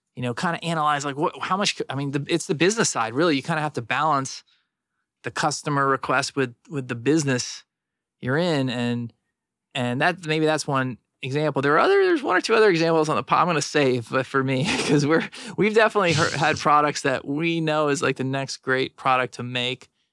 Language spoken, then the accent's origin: English; South Florida, United States; I grew up in South Florida